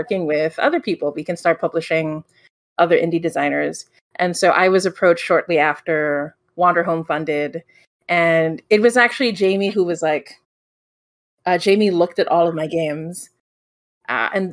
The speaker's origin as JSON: {"language": "English", "country": "Philippines", "said": "I'm from the Philippines"}